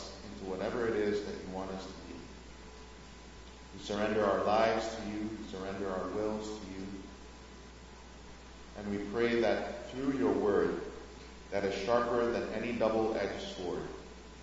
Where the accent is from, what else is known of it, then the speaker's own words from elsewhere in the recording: Nigeria; moved away as an adult; also born or lived in Grand Rapids, Michigan, United States; now in Houston, United States; I'm originally from Nigeria, but I've lived in the U.S. for about 16 years, 8 years in Grand Rapids, and another 8 years now in Houston, Texas